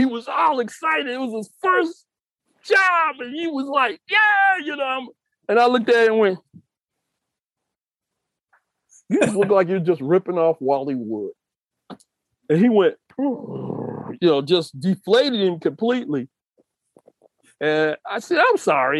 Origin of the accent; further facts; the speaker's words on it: Detroit, Michigan, United States; moved away; I'm from Detroit